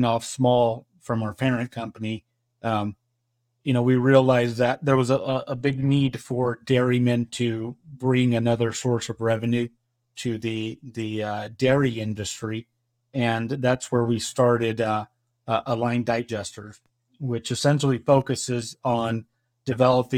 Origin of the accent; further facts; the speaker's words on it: Dos Palos, California, United States; Born and raised in a small town, Dos Palos, which is about 20 minutes from here